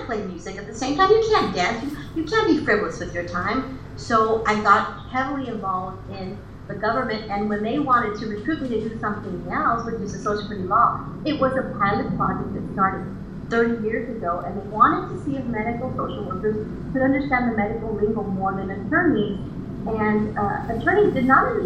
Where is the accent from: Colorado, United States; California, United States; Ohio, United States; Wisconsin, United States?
California, United States; Imperial Beach; also born or lived in Tijuana, Mexico; I was raised in Imperial Beach